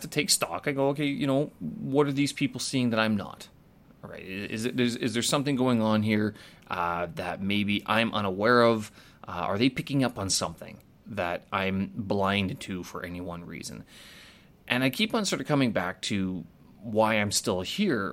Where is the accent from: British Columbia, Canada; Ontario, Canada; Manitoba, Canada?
Manitoba, Canada; Winnipeg; moved away as an adult; when I first left Canada, when I first left Winnipeg